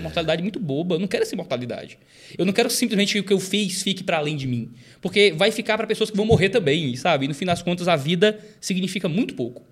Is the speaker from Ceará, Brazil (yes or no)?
yes; Fortaleza, Ceará, Brazil; Nasci e cresci em Fortaleza